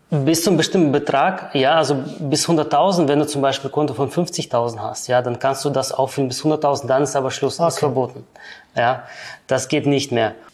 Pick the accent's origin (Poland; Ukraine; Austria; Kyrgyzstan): Kyrgyzstan; also born or lived in Germany; now in Switzerland; geboren in der ehemaligen Sowjetunion, ja, in Kirgistan, ausgewandert dann nach Deutschland und seit circa 13 Jahren bin ich dann in der Schweiz